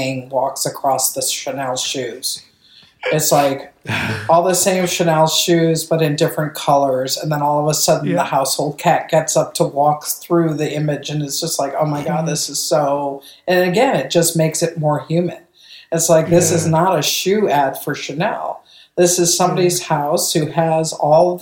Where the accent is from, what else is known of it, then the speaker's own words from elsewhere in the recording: Ohio, United States; now in Los Angeles, United States; I grew up on Lake Erie in Ohio